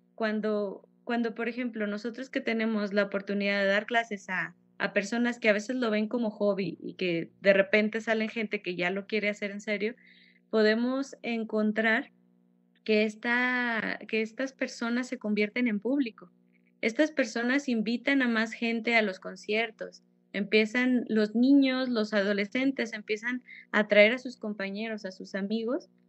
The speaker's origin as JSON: {"language": "Spanish", "town": "Fresnillo", "region": "Zacatecas", "country": "Mexico", "tie": "born or raised there", "said": "soy zacatecana, soy originaria de Fresnillo, Zacatecas"}